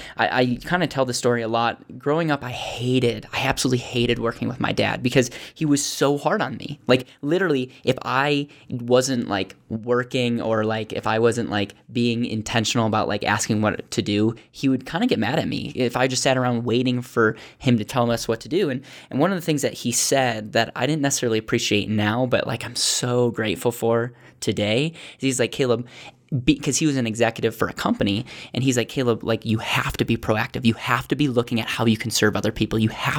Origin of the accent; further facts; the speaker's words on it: Bancroft, Wisconsin, United States; also born or lived in Racine; I was born in Racine, Wisconsin.